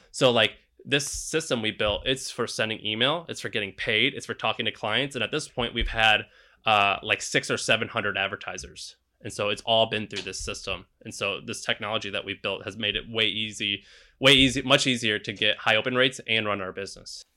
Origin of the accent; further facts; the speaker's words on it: Missouri, United States; now in San Francisco, United States; I'm from Missouri